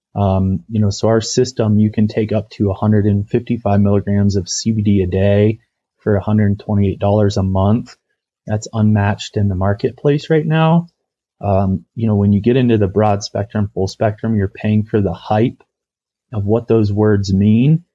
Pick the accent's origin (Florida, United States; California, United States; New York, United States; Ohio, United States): Ohio, United States; moved away as an adult; also born or lived in Atlanta / Telluride, Colorado; now in Colorado, United States; packaging products that were being made in Ohio, my home state